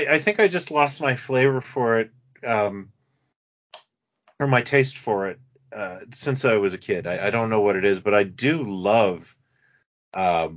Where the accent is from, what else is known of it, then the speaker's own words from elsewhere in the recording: Canada; I'm from Canada